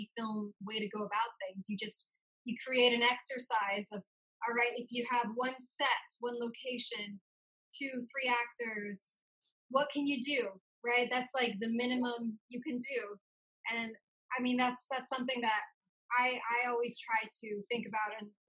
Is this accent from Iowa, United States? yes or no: no; Houston, Texas, United States; I grew up near NASA in Houston.